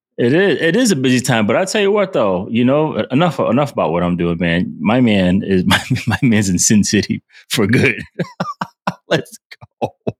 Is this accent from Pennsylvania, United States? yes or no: no; Rhode Island, United States; I'm from, I'm from Rhode Island